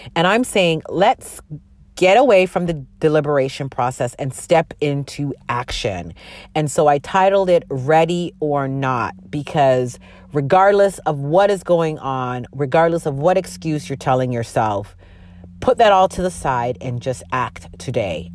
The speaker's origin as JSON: {"language": "English", "country": "Canada", "tie": "born or raised there", "said": "My parents are from Jamaica, and they migrated uh, to Canada, and that's where I was born"}